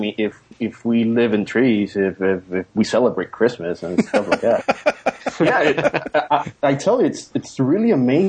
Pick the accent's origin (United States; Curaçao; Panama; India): Panama; From Panama.